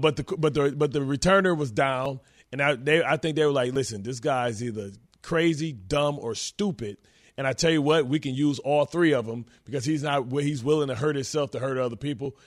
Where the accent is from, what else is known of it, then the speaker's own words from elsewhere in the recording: Detroit, Michigan, United States; I'm from Detroit